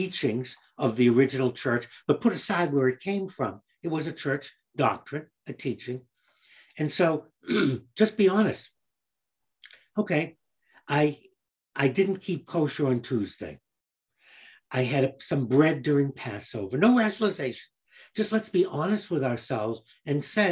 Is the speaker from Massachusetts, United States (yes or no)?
yes; Boston, Massachusetts, United States; growing up in Boston, I found that the culture was Polish, Italian, Irish, all of them Catholics